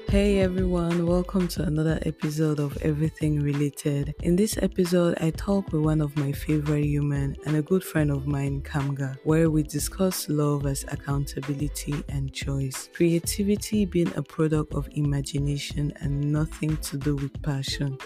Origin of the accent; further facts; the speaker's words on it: Cameroon; moved away; those of us who are coming from Africa or oh, let me say Cameroon, where we normally don't ask those questions